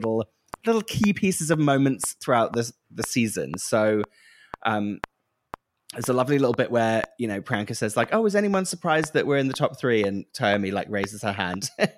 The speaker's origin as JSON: {"language": "English", "country": "United Kingdom", "said": "being British, sometimes sincerity is quite hard to take and hard to listen to, especially on TV, because we're so kind of cynical and that's our whole kind of the way that we're brought up"}